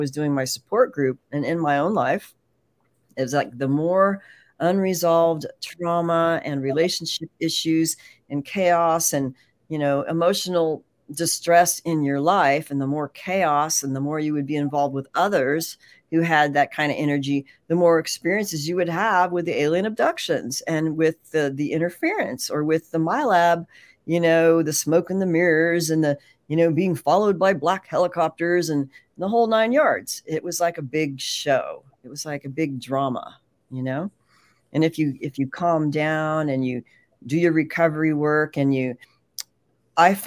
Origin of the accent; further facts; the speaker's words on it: San Francisco Bay Area, California, United States; I grew up in the San Francisco Bay Area